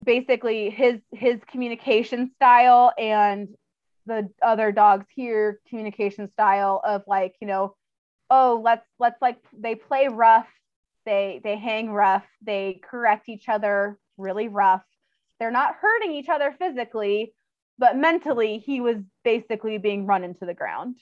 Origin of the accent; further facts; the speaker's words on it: Orange County, California, United States; now in Montana, United States; I'm from Orange County originally, which is like the bougie part between LA and San Diego.